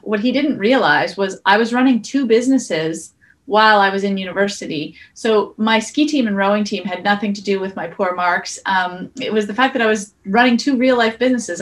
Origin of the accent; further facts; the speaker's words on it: Sudbury, Ontario, Canada; we grew up in Sudbury